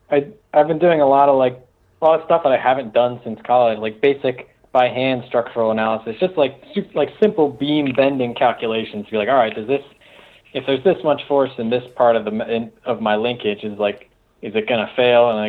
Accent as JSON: {"language": "English", "country": "Germany", "said": "Like, \"Oh, thanks, buddy. I'm from Germany,\" and it's like, \"Oh, cool.\""}